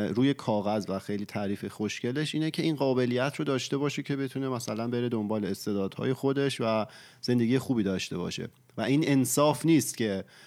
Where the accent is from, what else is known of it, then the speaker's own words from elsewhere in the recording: Iran; تو ایران به دنیا اومدیم و بزرگ شدیم